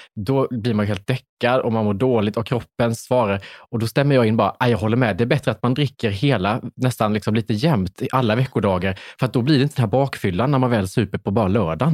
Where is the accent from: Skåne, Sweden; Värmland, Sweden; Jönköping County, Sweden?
Jönköping County, Sweden; Värnamo; Jag kom från Värnamo